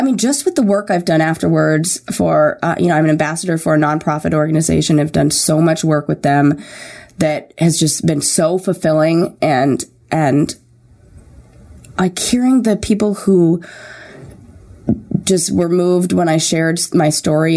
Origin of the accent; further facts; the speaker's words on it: Santa Monica, California, United States; also born or lived in Orange County / Thousand Oaks; I was born and raised in L.A. In Santa Monica